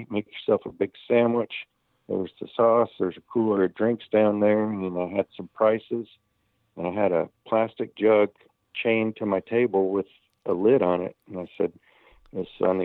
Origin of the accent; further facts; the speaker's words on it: Winter Haven, Florida, United States; my hometown contest here in Winter Haven is an FBA contest